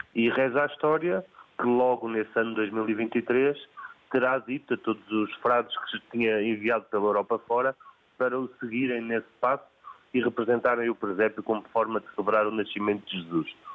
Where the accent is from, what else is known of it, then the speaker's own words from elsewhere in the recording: Porto, Norte, Portugal; now in Alenquer, Portugal; eu, apesar de viver em Alenquer há, há, há três décadas aproximadamente, eu nasci no Porto